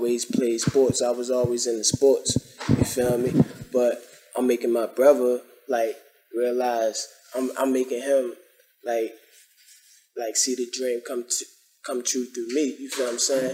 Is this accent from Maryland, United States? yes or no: yes; Baltimore, Maryland, United States; I'm from Baltimore. What's up? Park Heights, West Side.